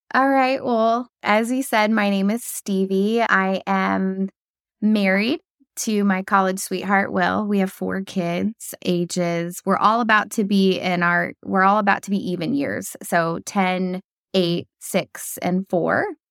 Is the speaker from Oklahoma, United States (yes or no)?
yes; Oklahoma, United States; moved away as an adult; also born or lived in North Carolina; I was born and raised in Oklahoma